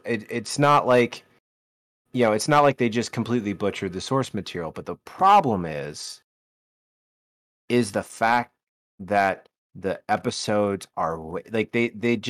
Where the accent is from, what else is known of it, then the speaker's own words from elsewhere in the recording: the South, United States; accent: southern; moved away; My southern accent starts to come out real well